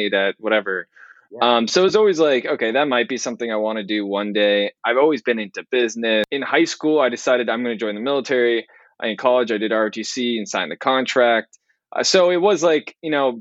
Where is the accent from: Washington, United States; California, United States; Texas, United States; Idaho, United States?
California, United States; moved away as an adult; growing up in California, I've just been so spoiled with weather